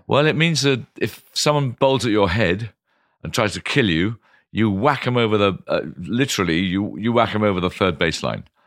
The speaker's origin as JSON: {"language": "English", "town": "Canterbury", "region": "South East England", "country": "United Kingdom", "tie": "born or raised there", "moved": "as an adult", "lives_now": "London, United Kingdom", "said": "I grew up in Canterbury"}